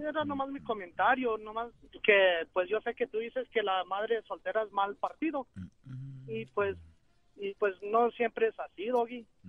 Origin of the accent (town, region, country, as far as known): Aguascalientes, Mexico; now in Dallas, United States